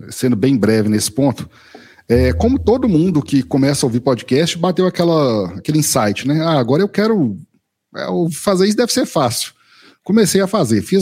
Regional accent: Minas Gerais, Brazil; mineiro do interior de Minas aqui, eu nunca saí de Minas a não ser a passeio, né, sempre morei aqui em Minas.

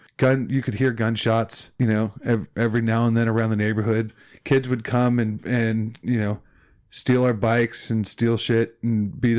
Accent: Chicago, Illinois, United States; I grew up in Chicago, right? And we lived three blocks from like the borderline west side of Chicago.

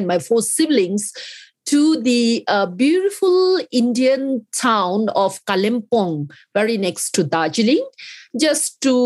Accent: Bhutan

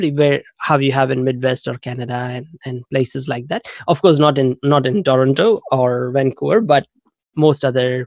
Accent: India; moved away as an adult; now in New Zealand; I originally grew up in India. I was there till I was 21. And then 19 years ago, I came to New Zealand as an international student.

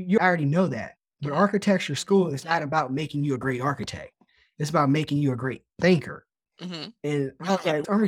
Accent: Lynchburg, Virginia, United States; We grew up in Lynchburg, Virginia.

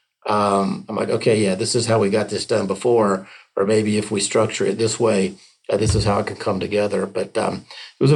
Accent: Tampa, Florida, United States; My hometown

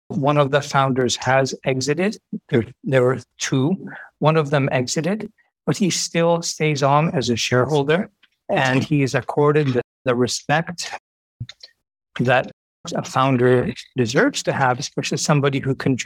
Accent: Japan; I was born and raised in Japan.

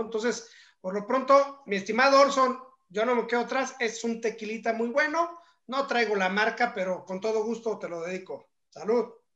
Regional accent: Mexico; nosotros como mexicanos

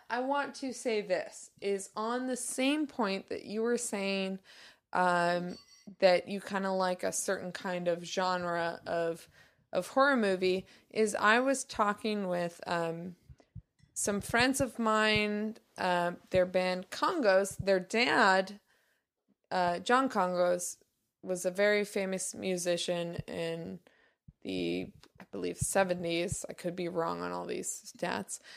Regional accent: the Northwest, Pacific Northwest, United States; somebody that has grown up in the Northwest and experienced many falls

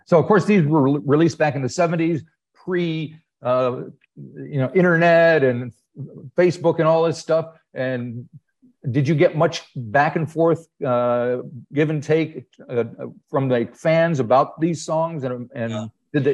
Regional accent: United States; accent: American; I'm American because of my accent

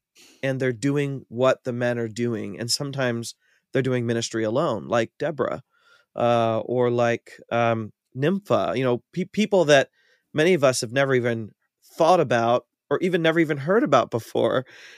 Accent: Ohio, United States; I grew up in North Central Ohio, kind of near Cleveland, in a small rural town.

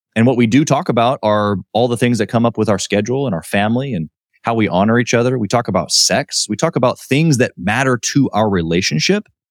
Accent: Kansas City, Missouri, United States; also born or lived in Miami; I'm from Kansas City

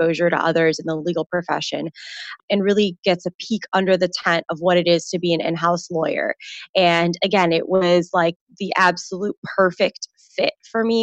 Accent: Chicago, Illinois, United States; I was born in Chicago

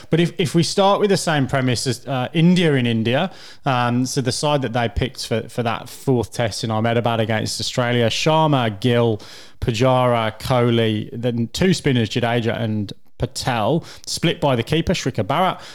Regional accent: England, United Kingdom; as an Englishman

